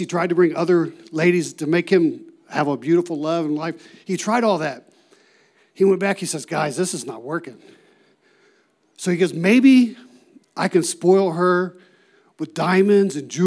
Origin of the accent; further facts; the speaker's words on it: Ohio, United States; moved away as an adult; also born or lived in New Mexico; I'm originally from Ohio